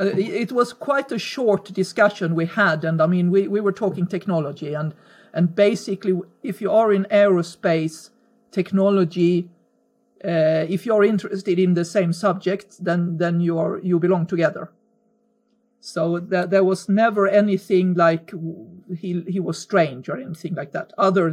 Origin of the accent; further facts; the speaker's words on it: Sweden; Growing up for me was peaceful, is the word I can use. Very middle class, very white.